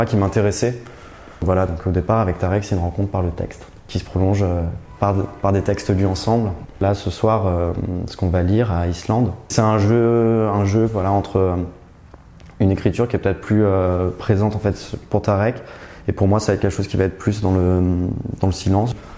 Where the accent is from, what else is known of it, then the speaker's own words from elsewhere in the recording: France; moved away as an adult; also born or lived in Paris / Berlin; now in Brussels, Belgium; Je suis français mais j'habite depuis trois ans à Bruxelles